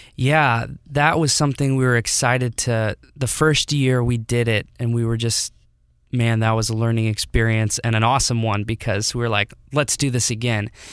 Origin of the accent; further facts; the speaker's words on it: Detroit, Michigan, United States; moved away as an adult; now in Oakville, Missouri, United States; I was born here, moved to Detroit in two thousand six, and lived there until twenty seventeen